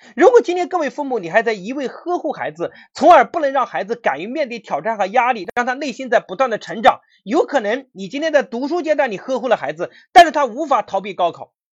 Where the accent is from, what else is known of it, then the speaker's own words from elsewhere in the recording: Anhui, China; 我是安徽人